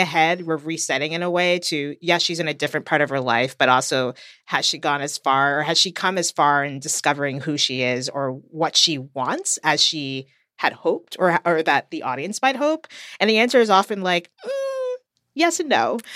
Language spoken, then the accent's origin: English; United States; from the U S